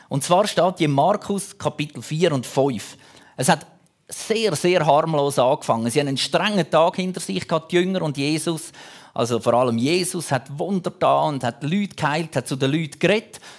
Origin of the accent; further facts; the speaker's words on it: Zurich, Switzerland; früher, wir hatten so einen Turm, dort, wo ich aufgewachsen bin, im Zürich-Unterland. Dort hat es den Irchelturm gegeben.